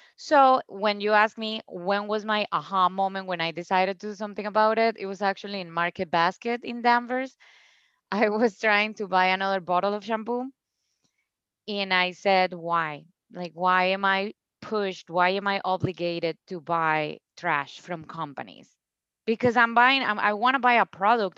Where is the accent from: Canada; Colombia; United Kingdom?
Colombia; Cúcuta, Norte de Santander; English is a second language; moved away as an adult; also born or lived in Bogota, Colombia; now in United States; my hometown, Cúcuta, has no drinking water